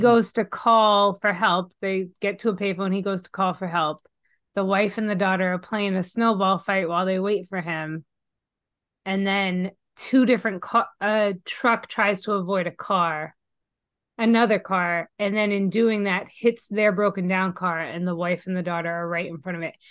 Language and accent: English; Massachusetts, United States; moved away; I am originally from Massachusetts.